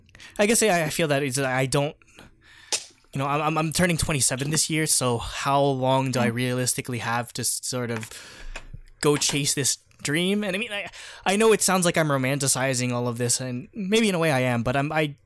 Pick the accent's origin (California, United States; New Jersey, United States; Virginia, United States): New Jersey, United States; first language Tagalog; also born or lived in Brooklyn, New York; I was born in Brooklyn, I grew up most of my life in New Jersey